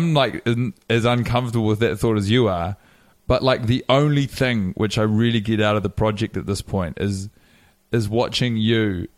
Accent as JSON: {"language": "English", "region": "Wellington", "country": "New Zealand", "tie": "born or raised there", "said": "I was born in Wellington in 1988."}